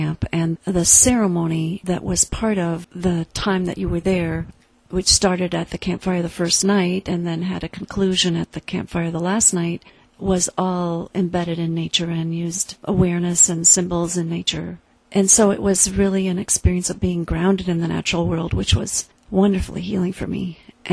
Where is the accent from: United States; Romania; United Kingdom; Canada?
United States; the middle of Iowa; moved away; I grew up in the Presbyterian Church in the middle of Iowa